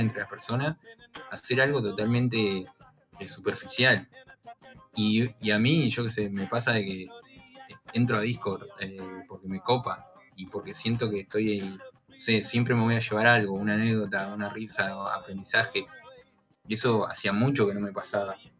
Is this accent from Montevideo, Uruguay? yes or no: no; Pando, Canelones, Uruguay; donde yo vivo, que soy de Pando